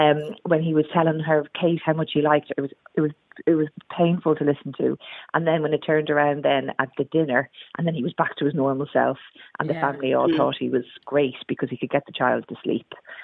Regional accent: Dublin, Leinster, Ireland; now in Wirral, United Kingdom; I live up on the Wirral and I work as a paramedic, although I've been on mat leave forever, it feels. I moved over here from Ireland, from Dublin, 10 years ago

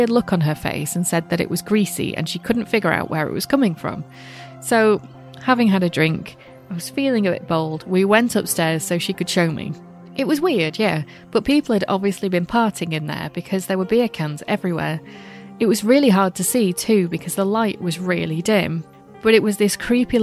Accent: Glossop, East Midlands, United Kingdom; that's near my neck of the woods. I'm from Glossop

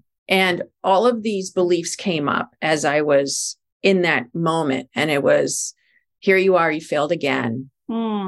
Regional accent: New York City, New York, United States; as a New Yorker

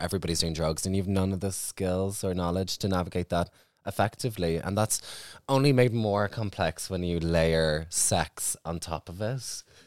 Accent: Ireland; for myself growing up in Ireland

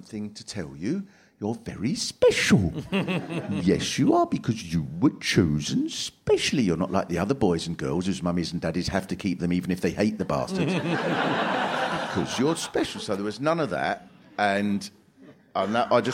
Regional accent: Swanley, South East England, United Kingdom; I was brought up in Swanley, which is a little sort of working class town in Kent

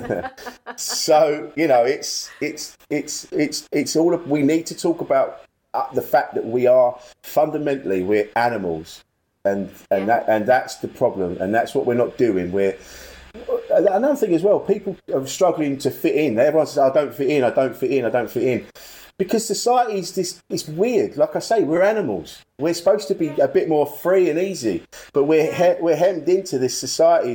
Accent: Orpington, South East England, United Kingdom; accent: estuary; now in West Ham, United Kingdom; I'm from Orpington in Kent.

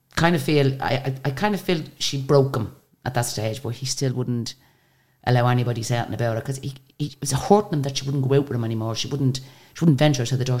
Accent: Ireland; we're from Ireland.

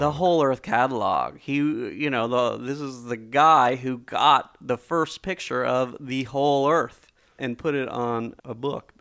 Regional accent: Silicon Valley, California, United States; I grew up in Silicon Valley hearing these stories

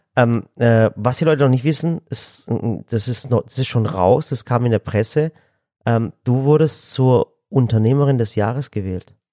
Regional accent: Swabia, Germany; Ich als Schwabe

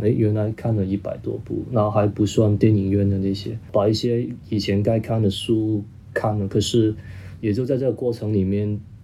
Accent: Hong Kong; first language Cantonese; Chinese is a second language; also born or lived in Guangzhou; 我作为一个广东人， 我说白话长大的

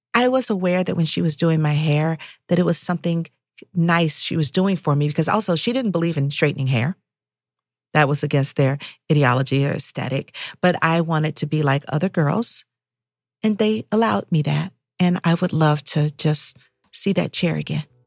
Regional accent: Atlanta, Georgia, United States; I was growing up in Atlanta, Atlanta was hyper-segregated

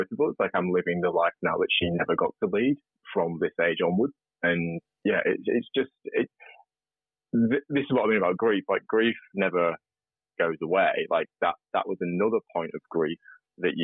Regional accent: regional UK, Beatrix Potter country, North West England, United Kingdom; moved away as an adult; now in Australia; I grew up in regional UK, like farming country. I don't know if listeners know about Beatrix Potter. She wrote Peter Rabbit. So it's all where that was written

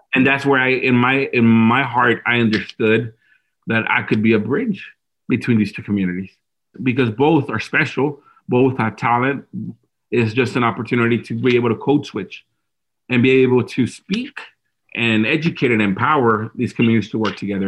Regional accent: Dallas, Texas, United States; I was born and raised in Dallas in South Oak Cliff, which is the inner city neighborhood.

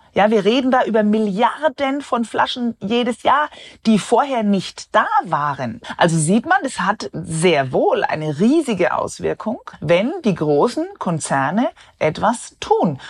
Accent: Germany; Bei uns in Deutschland

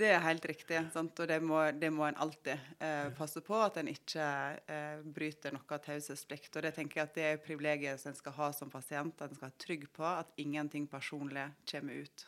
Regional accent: Måløy, Vestland, Norway; moved away as an adult; now in Oslo, Norway; Jeg er fra Måløy, og der har jeg jobba i ambulansen i 20 år

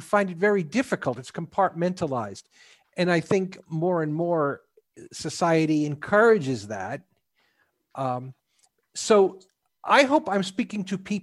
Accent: the Northeast, New York, United States; now in Houston, United States; Now, I grew up in the Northeast, in New York, grew up Catholic, went to Catholic school through high school.

